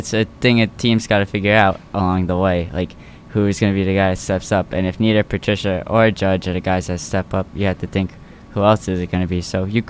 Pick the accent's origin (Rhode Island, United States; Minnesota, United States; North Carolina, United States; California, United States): Rhode Island, United States; East Providence; I'm from East Providence.